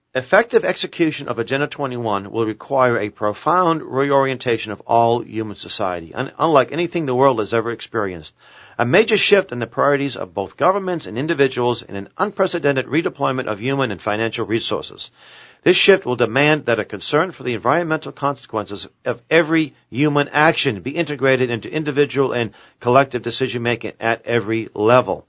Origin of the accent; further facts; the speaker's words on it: Boston, Massachusetts, United States; growing up in Boston